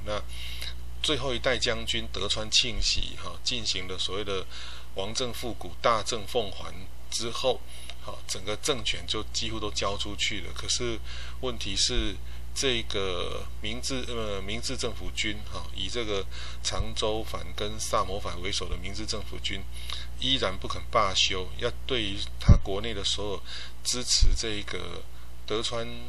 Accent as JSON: {"language": "Chinese", "country": "Taiwan", "said": "我们台湾人在对于历史的认知的部分"}